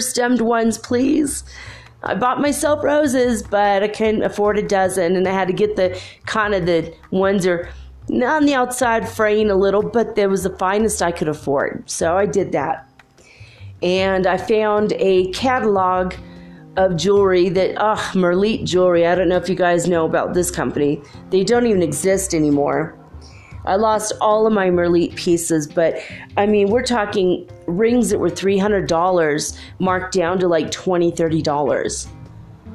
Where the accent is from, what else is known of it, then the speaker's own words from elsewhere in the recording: United States; I'm actually American born, but with strong Irish genes